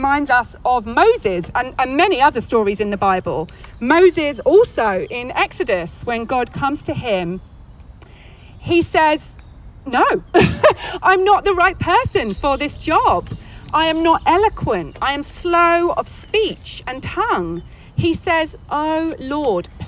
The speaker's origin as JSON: {"language": "English", "region": "England", "country": "United Kingdom", "moved": "as an adult", "lives_now": "California, United States", "said": "We came from England, and I had a very nice life in England"}